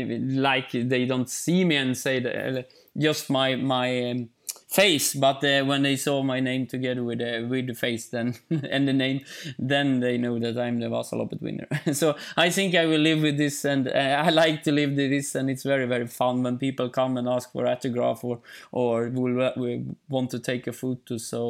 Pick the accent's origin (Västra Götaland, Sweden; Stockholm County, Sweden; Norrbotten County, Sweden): Västra Götaland, Sweden; Ulricehamn; English is a second language; But in Småland, in Eksjö, in my hometown, Ulricehamn, and in other places, then I think many people know me.